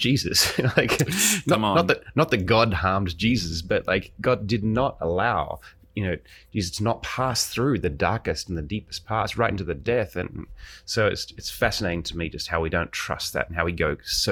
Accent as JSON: {"language": "English", "country": "Australia", "tie": "born or raised there", "moved": "yes", "said": "I grew up in Australia, obviously, because the accent"}